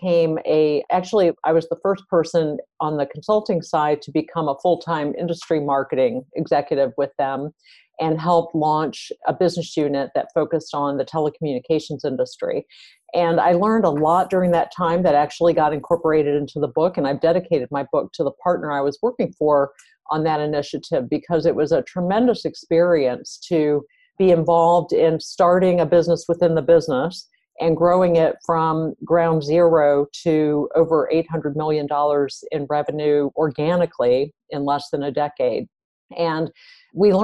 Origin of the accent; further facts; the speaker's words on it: East Coast, United States; moved away as an adult; now in Silicon Valley, United States; I'm originally from the East Coast, and then I came out to the West Coast a little over 20 years ago